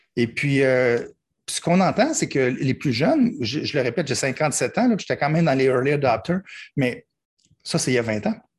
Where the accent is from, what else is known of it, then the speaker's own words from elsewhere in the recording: Quebec, Canada; je suis québécois et puis les gens pensent qu'on parle le même langage, mais non, pas du tout